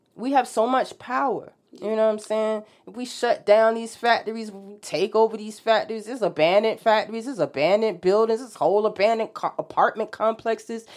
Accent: Norfolk, Virginia, United States; I grew up in Norfolk

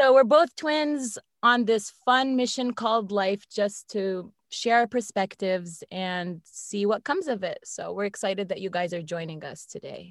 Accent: Northern Virginia, United States; I've lived here in the Northern Virginia area my whole life.

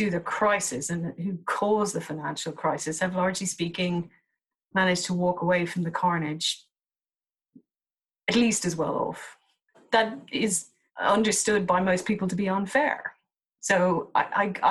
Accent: Dublin, Leinster, Ireland; now in United Kingdom; I'm originally from Dublin

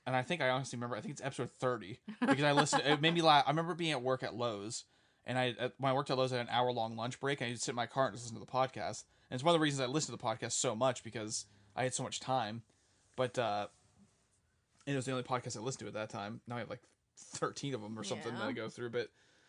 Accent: Pennsylvania, United States; Us, we grew up in Western Pennsylvania, so we're surrounded by, I mean, we came home last night from dinner and there's a possum just sitting there in the, on our yard

